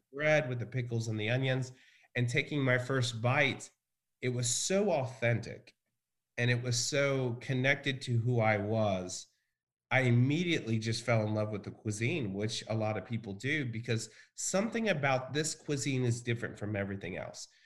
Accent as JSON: {"language": "English", "town": "Richmond", "region": "Texas", "country": "United States", "tie": "born or raised there", "also_born_or_lived": "Bryan, Texas", "said": "we lived in a very small town called Richmond."}